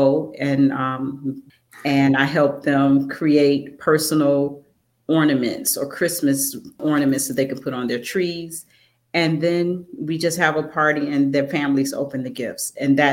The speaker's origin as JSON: {"language": "English", "town": "Chicago", "region": "Illinois", "country": "United States", "said": "I am from Chicago."}